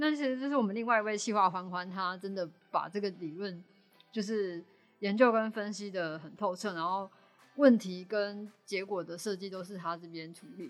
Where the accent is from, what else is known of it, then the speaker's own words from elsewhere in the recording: Tainan, Taiwan; moved away; 希望可以回我的家乡台南，